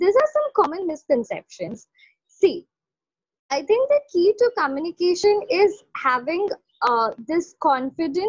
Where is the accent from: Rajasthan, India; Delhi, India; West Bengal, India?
West Bengal, India; Kolkata; I am from Kolkata